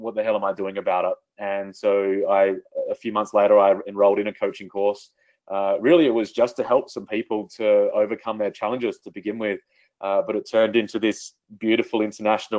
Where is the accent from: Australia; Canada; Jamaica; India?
Australia; I grew up in outback Australia.